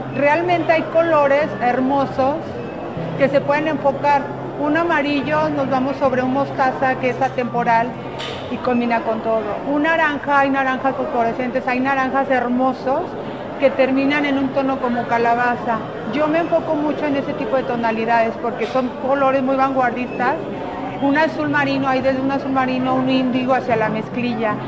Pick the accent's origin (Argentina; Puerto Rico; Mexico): Mexico; Como mujer mexicana